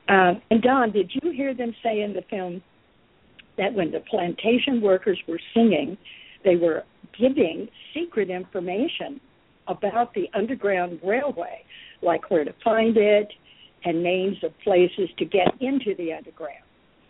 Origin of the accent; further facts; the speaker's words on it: Dallas, Texas, United States; I grew up in Dallas with a wonderful African-American woman who raised me.